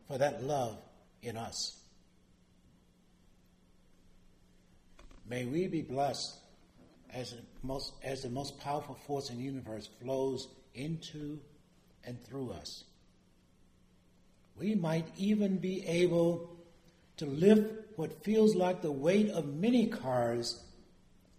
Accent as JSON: {"language": "English", "region": "Virginia", "country": "United States", "said": "I'm from Virginia"}